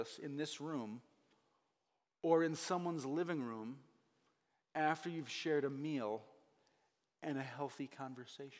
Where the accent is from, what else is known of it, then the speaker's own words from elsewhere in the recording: New England, United States; also born or lived in Hingham, Massachusetts; I'm from New England